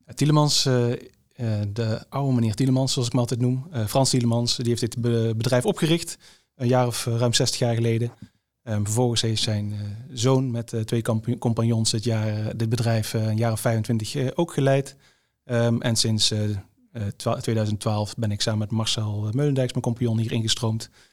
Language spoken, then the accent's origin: Dutch; Tilburg, North Brabant, Netherlands; moved away as an adult; now in Eindhoven, Netherlands; ik ben geboren in Tilburg